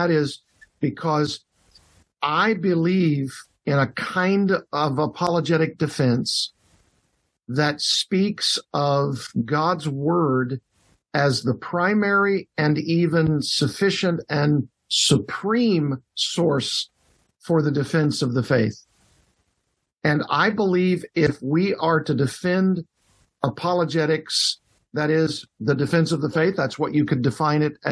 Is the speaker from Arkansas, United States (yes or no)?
yes; Arkansas, United States; moved away as an adult; also born or lived in Los Angeles, California / Southern California; now in South Florida, United States; I pastored the Bible Church of Little Rock in Little Rock, Arkansas, my home state, for 15 years.